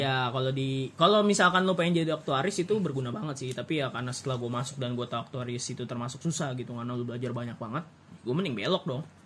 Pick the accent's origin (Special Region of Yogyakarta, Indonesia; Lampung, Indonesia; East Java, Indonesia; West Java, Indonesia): West Java, Indonesia; gua orang Sunda